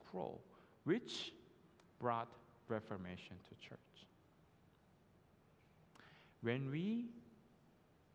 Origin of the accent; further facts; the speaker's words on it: South Korea; now in United States; I was done with my school here in the States, and I went back home to Korea